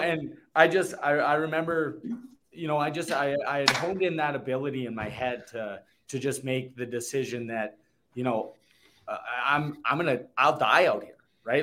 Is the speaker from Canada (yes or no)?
yes; Canada; the homecoming weekend in my hometown